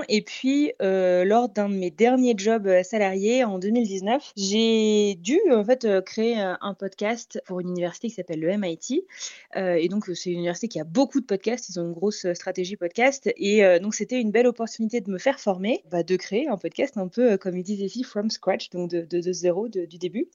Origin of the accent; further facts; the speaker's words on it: France; moved away; je suis française moi-même